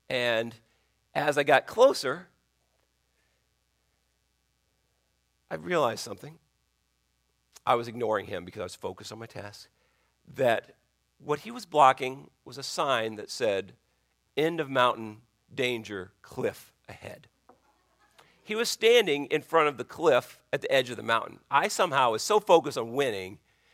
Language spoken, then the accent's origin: English; Colorado, United States; now in Virginia, United States; where I grew up in Colorado